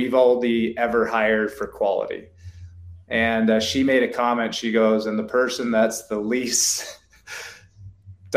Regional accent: Canada; now in United States; As a Canadian kid, growing up

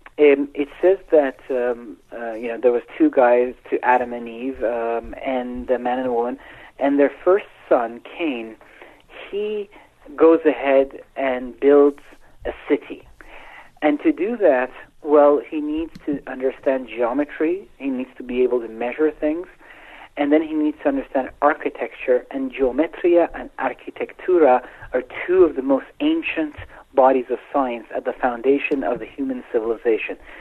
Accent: Iran; I was born in Iran

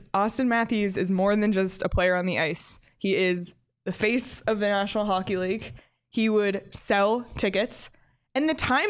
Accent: Toronto, Ontario, Canada; I love it. I'm from Toronto.

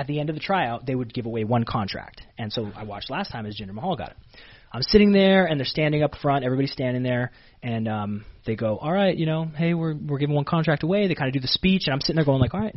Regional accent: Canada; moved away as an adult; now in Florida, United States; I was from Canada

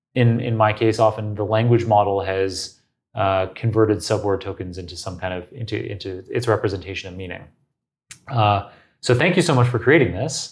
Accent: Toronto, Ontario, Canada; the University of Toronto, my hometown

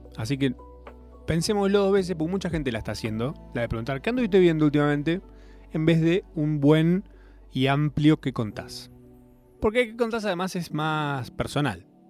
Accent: Argentina; nos define como argentinos

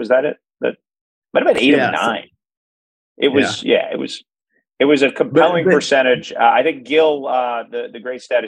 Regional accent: Northeast, United States; I'm from the Northeast.

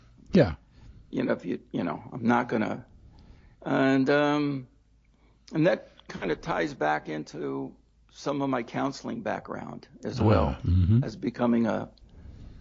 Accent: Baltimore, Maryland, United States; I grew up in Baltimore

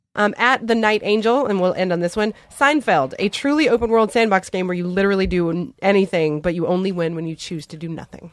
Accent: Hawaii, United States; moved away; I'm originally from Hawaii

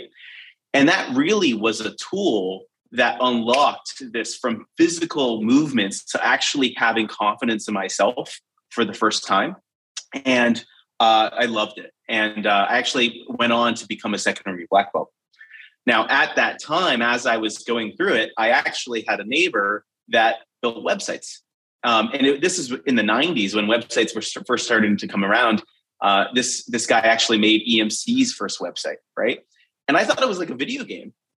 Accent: United States; I grew up between Boston and Providence

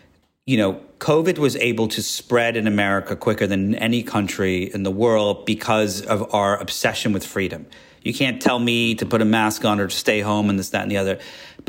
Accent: England, United Kingdom; And, you know, growing up in England, like you felt the history.

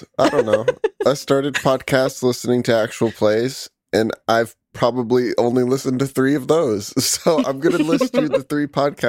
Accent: United States; I'm from the USA.

